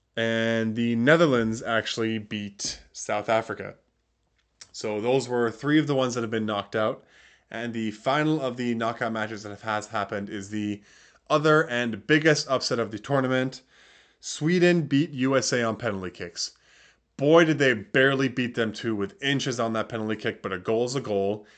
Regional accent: Canada; being Canadian

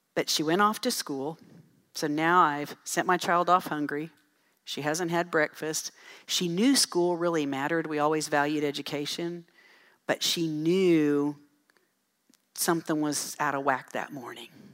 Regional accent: Dell City, Texas, United States; I grew up in Dell City

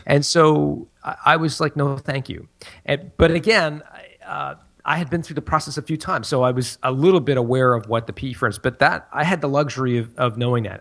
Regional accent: Canada; moved away as an adult; also born or lived in France; We're, we're from Canada

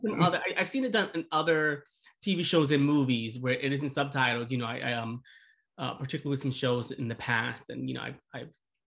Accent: New York City, New York, United States; I, as a, you know, born and raised New Yorker, learned a few things about this city.

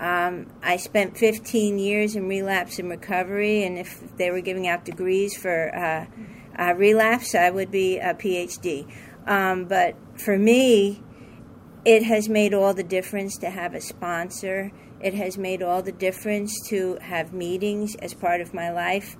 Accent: New York, United States; I'm from New York

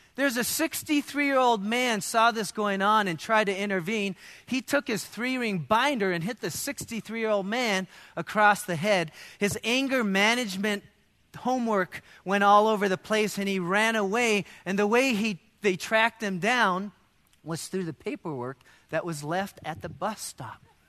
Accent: United States; as Americans

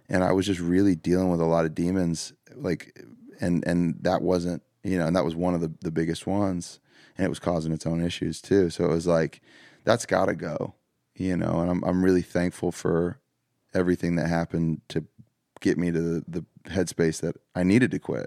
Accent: the South, United States; growing up in the South

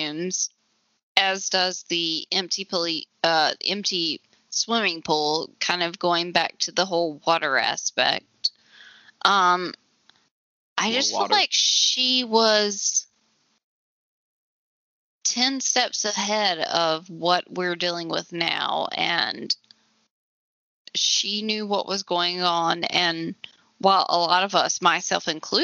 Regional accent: the South, United States; I'm white and from the South

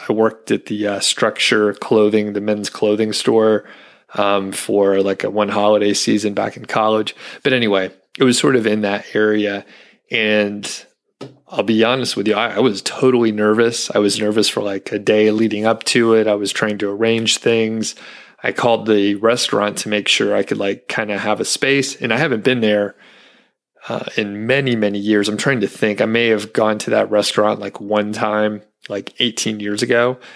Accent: Atlanta, Georgia, United States; moved away; I'm from the Atlanta area

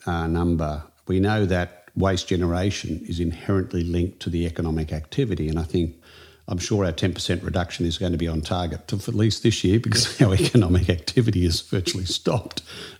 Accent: Queensland, Australia; It's my home state

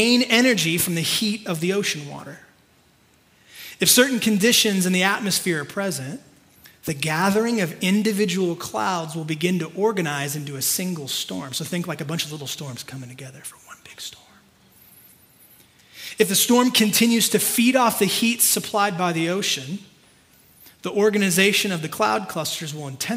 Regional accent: California, United States; I'm like born and raised in California. I've only ever lived in California

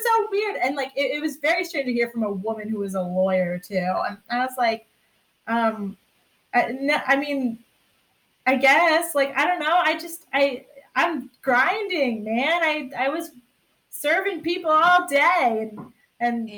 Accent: Sandy Hook, Connecticut, United States; I'm from Sandy Hook, Connecticut

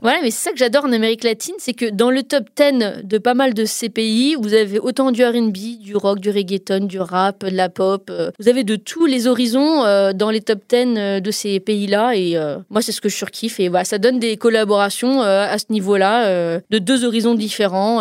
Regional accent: France; chez nous en France

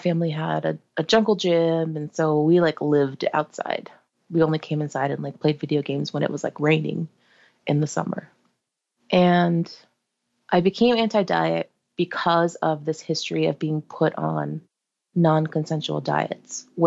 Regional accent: New Jersey, United States; we're from Jersey and we don't really go up to New York that often as a family

